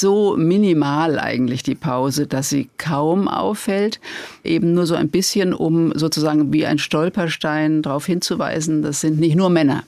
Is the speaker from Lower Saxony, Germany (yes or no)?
no; Worms, Rhineland-Palatinate, Germany; bei uns in Worms